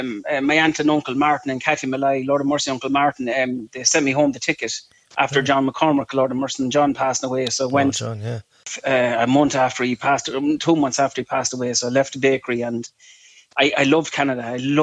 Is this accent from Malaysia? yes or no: no; Clara, Leinster, Ireland; moved away as an adult; now in New York City, United States; I grew up in Riverview in Clara, good old Clara. Went to the by school, Ortscoil Ciarán.